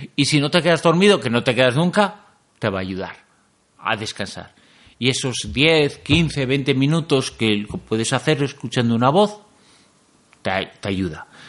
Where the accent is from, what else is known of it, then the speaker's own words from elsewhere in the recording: Galicia, Spain; Yo como soy gallego